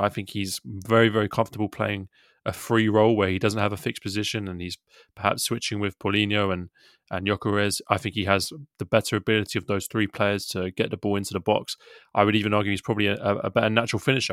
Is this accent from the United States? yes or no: no; England, United Kingdom; we're English guys doing this podcast